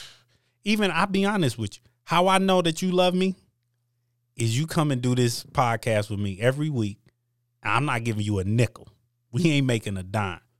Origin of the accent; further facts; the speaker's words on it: Michigan, United States; also born or lived in East Coast; I was born in, on the East Coast, but I've lived in Michigan my whole life. My values come from Midwestern values